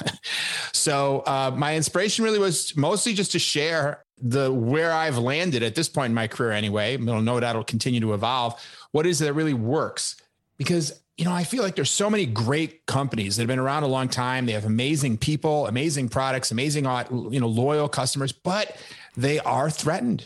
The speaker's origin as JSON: {"language": "English", "town": "Chicago", "region": "Illinois", "country": "United States", "tie": "born or raised there", "said": "I grew up in Chicago"}